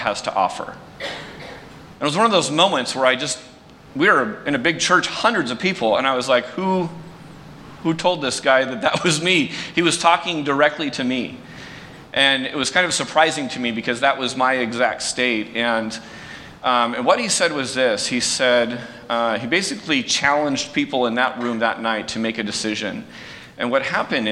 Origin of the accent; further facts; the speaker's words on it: San Jose, California, United States; I grew up in San Jose. I went to Prospect High School, not too far from here